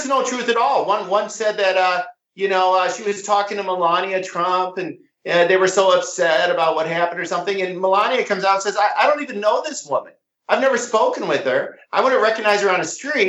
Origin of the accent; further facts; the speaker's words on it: Iowa, United States; moved away as an adult; now in St. Louis, United States; I live in the Midwest. I'm in St. Louis now. I grew up in Iowa.